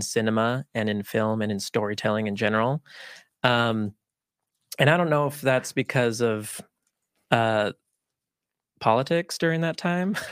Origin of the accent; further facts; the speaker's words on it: Utah, United States; first language Spanish; English is a second language; I was actually born and raised here in Utah.